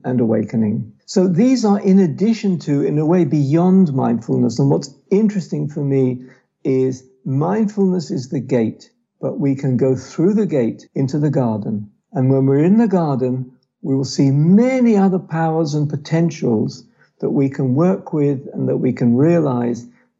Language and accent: English; London, United Kingdom; born or raised there; now in Israel